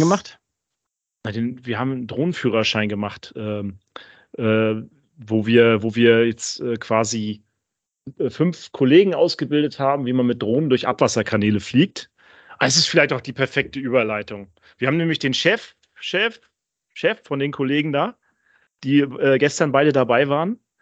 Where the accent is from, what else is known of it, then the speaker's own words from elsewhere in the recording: Northern Germany, Germany; wir sind ja Norddeutsche, also Daniel und ich